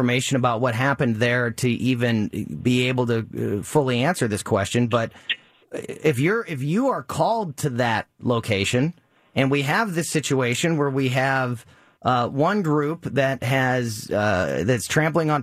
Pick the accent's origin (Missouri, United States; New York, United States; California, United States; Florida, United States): Missouri, United States; Florissant; Florissant, my hometown